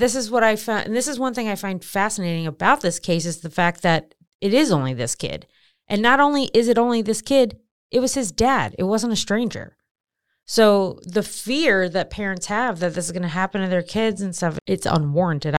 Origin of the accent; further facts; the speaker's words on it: Maryland, United States; I'm from Maryland